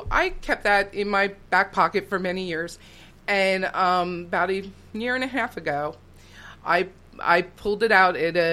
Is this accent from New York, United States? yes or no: no; West Reading, Pennsylvania, United States; we moved from Reading to West Reading, where I grew up.